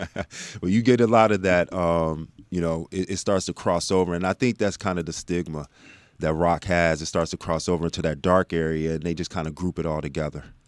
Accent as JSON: {"language": "English", "region": "Texas", "country": "United States", "tie": "born or raised there", "also_born_or_lived": "South Bend, Indiana"}